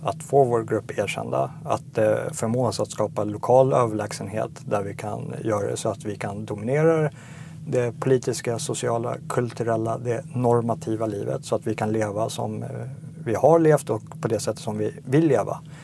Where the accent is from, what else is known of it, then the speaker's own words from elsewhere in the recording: Sigtuna, Stockholm County, Sweden; moved away as an adult; also born or lived in South Africa; Jag växte upp eh, på 80-talet i, i Sigtuna.